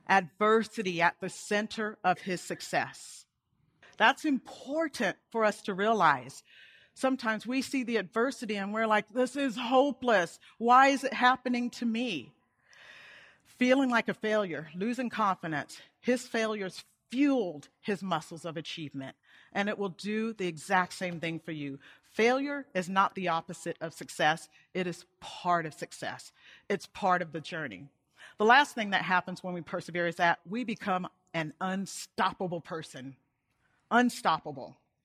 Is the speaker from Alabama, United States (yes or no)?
yes; Montgomery, Alabama, United States; And we grew up in Montgomery, Alabama, at a base called Maxwell Air Force Base.